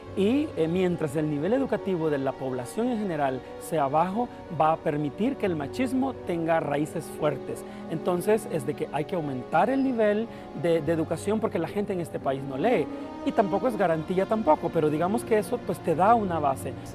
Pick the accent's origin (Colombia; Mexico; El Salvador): El Salvador; Villa Dolores, Cabañas; yo soy originario de Villa Dolores Cabañas